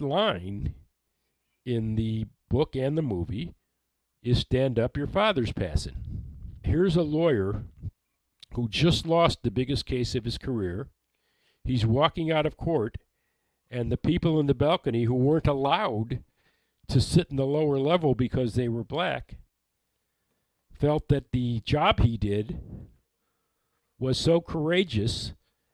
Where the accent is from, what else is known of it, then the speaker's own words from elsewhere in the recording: Detroit, Michigan, United States; I grew up in Detroit.